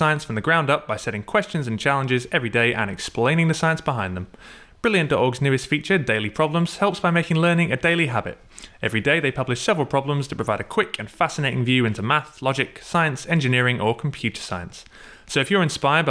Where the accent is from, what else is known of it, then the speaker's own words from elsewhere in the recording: Glasgow, Scotland, United Kingdom; I'm from Glasgow